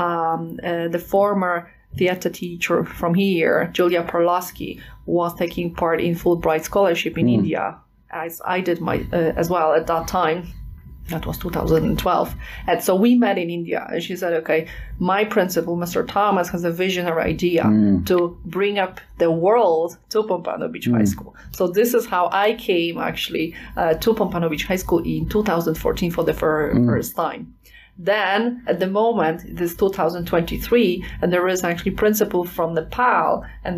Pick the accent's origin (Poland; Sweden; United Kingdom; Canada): Poland; I am from Poland